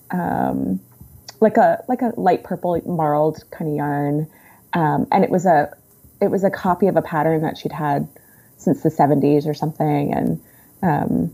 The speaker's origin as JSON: {"language": "English", "area": "suburbs of Washington, D.C.", "region": "Virginia", "country": "United States", "tie": "born or raised there", "said": "I grew up in the suburbs of Washington, D.C."}